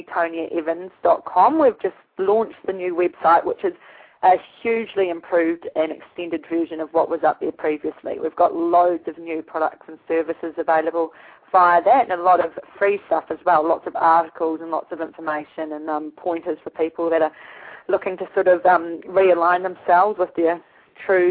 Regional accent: New Zealand; moved away; I'm from New Zealand originally, and I was brought up with frozen toes and frozen fingers

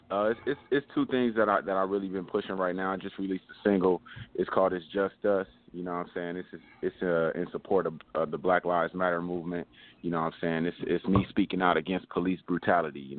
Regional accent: Los Angeles, California, United States; Man, I'm calling from uh man, I'm from Leimert Park, man, you know what I'm saying? From Leimert

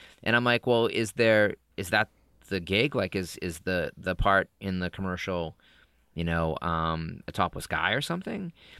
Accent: Massachusetts, United States; I'm from Massachusetts, so I just lose ours all over the place.

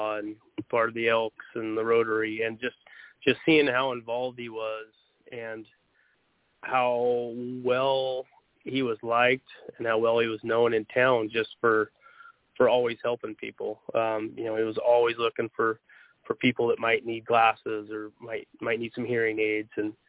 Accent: Junction City, Oregon, United States; also born or lived in Coos Bay, Oregon / Arizona; I was actually born over on the coast, Coos Bay, and we moved to Junction City when I was just a couple of years old, about 5 or so. And I've actually been in Lane County ever since. Took off for a couple of years, went to school in Arizona, and could not wait to get back

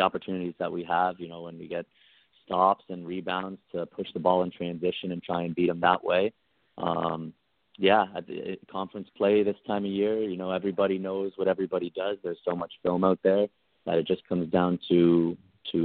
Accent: Canada; also born or lived in United States; I get to live in Canada as I'm Canadian

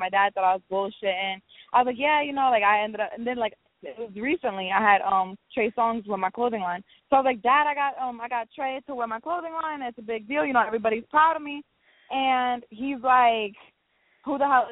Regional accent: New Jersey, United States; also born or lived in Texas; all my life I was in Jersey. I got stationed in the Army in Texas, so that was the only time I was away from Jersey

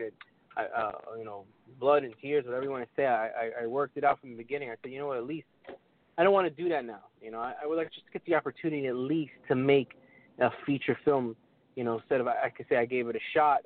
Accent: New York City, New York, United States; me being born and raised in New York City

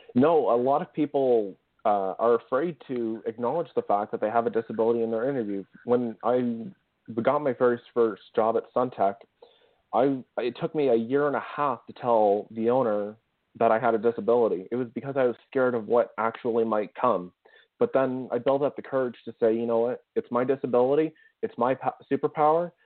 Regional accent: Ottawa, Ontario, Canada; a company in my hometown called Kinaxis

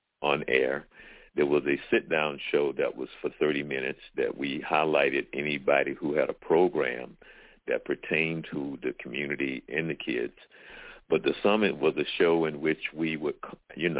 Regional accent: Jacksonville, Florida, United States; moved away; also born or lived in Orange County; I'm originally from Jacksonville, Florida.

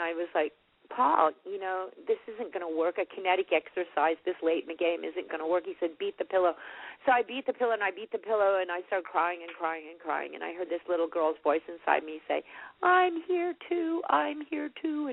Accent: Fort Worth, Texas, United States; I grew up in Fort Worth

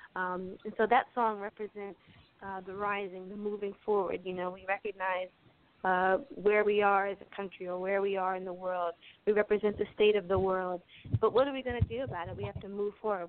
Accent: Aberdeen, Maryland, United States; I grew up in Harford County, Maryland, uh, in a small town called Aberdeen

